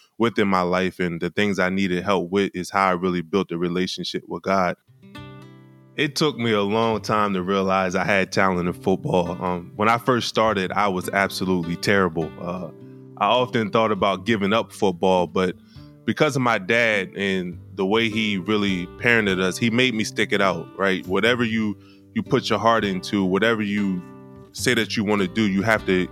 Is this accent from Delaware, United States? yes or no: yes; Wilmington, Delaware, United States; I grew up in Wilmington, Delaware, and I attended the Penn State University.